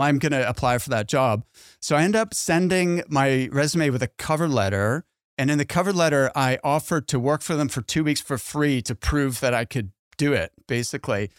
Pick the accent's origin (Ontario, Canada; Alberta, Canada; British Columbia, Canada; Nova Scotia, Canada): Nova Scotia, Canada; Halifax; my hometown in Halifax